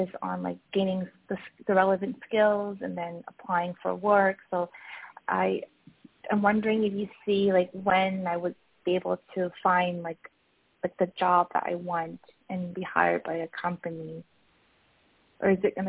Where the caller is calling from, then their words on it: Malaga, Andalusia, Spain; moved away; I'm calling from Malaga.